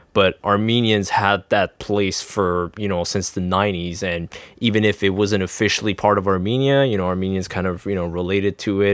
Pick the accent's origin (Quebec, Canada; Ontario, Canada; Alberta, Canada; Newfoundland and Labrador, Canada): Quebec, Canada; I'm Canadian or Quebec